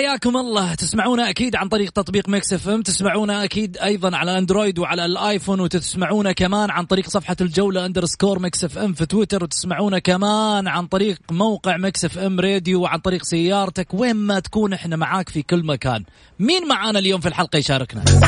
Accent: Saudi Arabia; احنا كلنا كسعوديين

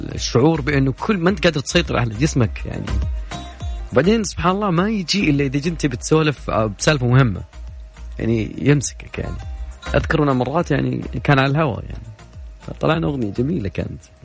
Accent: Saudi Arabia; كلنا كسعوديين

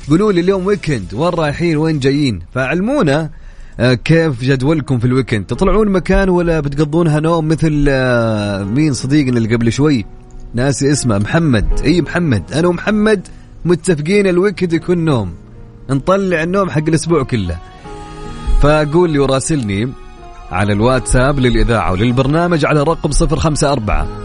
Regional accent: Saudi Arabia; والرياكشن اللي مسوينها بالراديو شيء نفتخر فيه كسعوديين

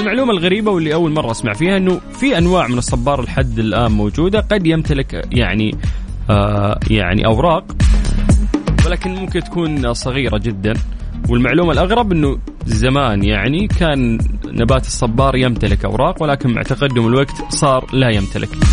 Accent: Saudi Arabia; إحنا كسعوديين

